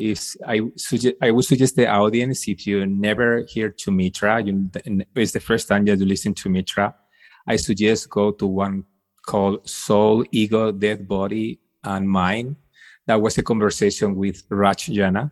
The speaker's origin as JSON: {"language": "English", "country": "Spain", "said": "I'm from Spain"}